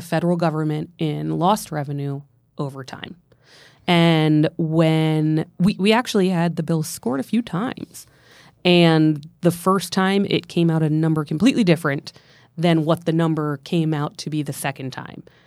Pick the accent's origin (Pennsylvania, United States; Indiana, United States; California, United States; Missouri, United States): Pennsylvania, United States; central; I'm from Pensl-, central Pennsylvania